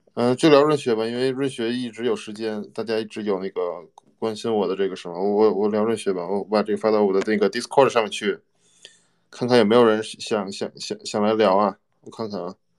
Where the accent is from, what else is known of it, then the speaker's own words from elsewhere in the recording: China; now in United States; 我是中国人，我是中国人